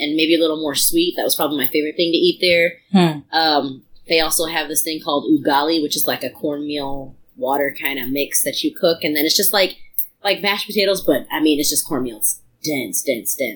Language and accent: English; United States; I'm American